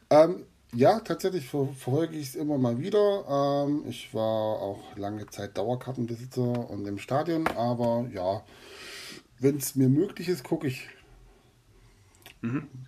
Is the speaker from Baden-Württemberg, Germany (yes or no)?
yes; Swabia, near Heidenheim, Baden-Württemberg, Germany; accent: Swabian dialect